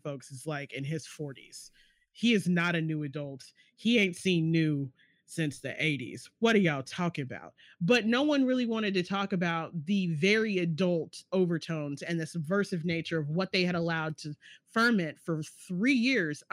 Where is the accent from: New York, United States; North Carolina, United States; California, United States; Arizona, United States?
North Carolina, United States; I'm black and I'm from North Carolina